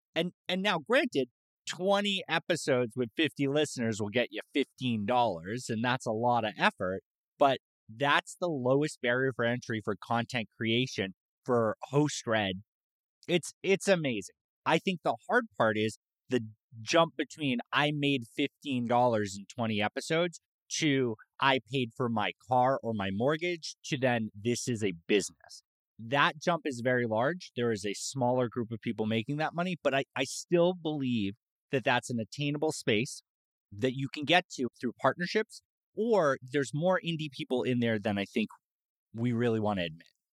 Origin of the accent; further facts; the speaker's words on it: Massachusetts, United States; now in San Antonio, United States; I grew up in Massachusetts